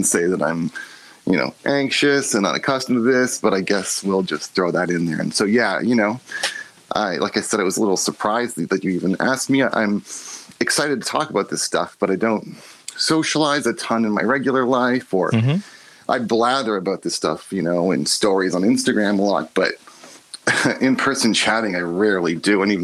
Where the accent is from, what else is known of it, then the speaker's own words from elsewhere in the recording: Toronto, Ontario, Canada; I'm from Toronto